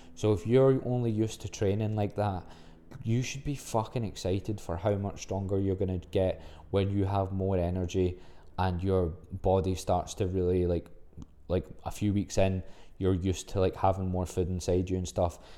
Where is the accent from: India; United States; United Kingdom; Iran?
United Kingdom; Livingston, Scotland; I'm from Livingston